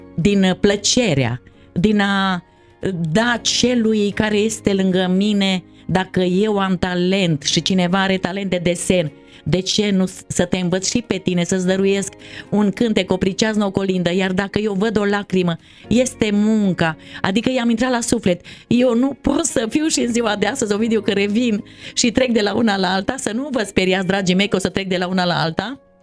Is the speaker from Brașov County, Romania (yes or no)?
no; Hodac, Mureș County, Romania; Eu trăind la țară, vin de pe Valea Gurghiului în comuna Hodac, un Hodăceancă